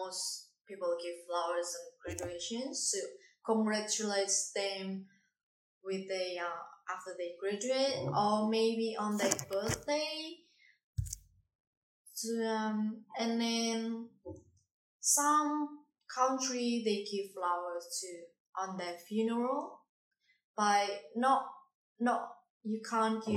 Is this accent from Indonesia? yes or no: yes; Indonesia; English is a second language; now in Darwin, Australia; Indonesia. I come from Indonesia.